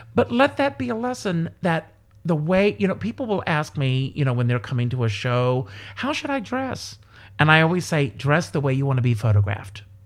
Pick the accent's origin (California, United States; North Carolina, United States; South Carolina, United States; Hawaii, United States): South Carolina, United States; born or raised there; moved away